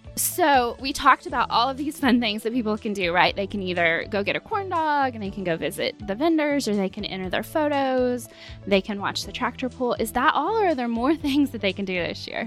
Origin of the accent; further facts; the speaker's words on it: Chickasha, Oklahoma, United States; growing up in Chickasha, always going out to the fair. It's been here my entire life